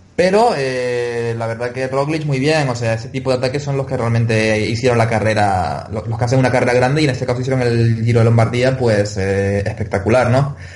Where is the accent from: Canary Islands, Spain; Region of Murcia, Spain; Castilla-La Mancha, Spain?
Canary Islands, Spain; accent: Canarian; mi acento canario